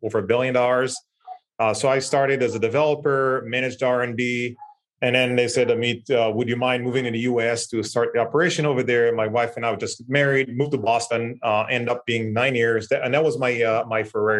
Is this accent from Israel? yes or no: yes; Israel; I was born and raised in Israel, like northest city in the country, small town